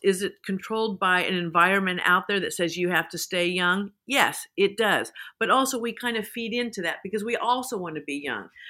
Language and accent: English; Salina, Kansas, United States; moved away as an adult; also born or lived in Texas / Los Angeles; I grew up in Kansas. There was, you know, in Salina, Kansas was, eh, the roller rink.